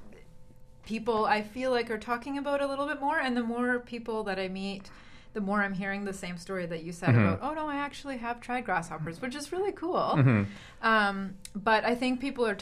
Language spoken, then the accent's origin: English; Vancouver, British Columbia, Canada; growing up in North America in Vancouver